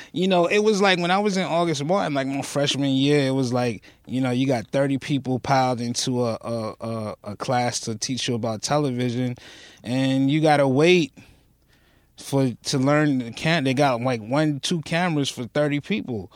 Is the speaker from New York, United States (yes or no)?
yes; New York City, New York, United States; moved away as an adult; also born or lived in Newport News, Virginia; I was born and raised right off of Rockaway Boulevard.